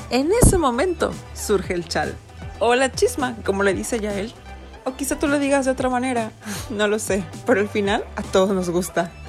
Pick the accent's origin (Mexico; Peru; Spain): Mexico; Orizaba, Veracruz; soy bastante mexicana. Y es que resulta y resalta que soy de una ciudad llamada Orizaba en el centro del estado de Veracruz, pero he tenido la experiencia de vivir en varios estados de la República.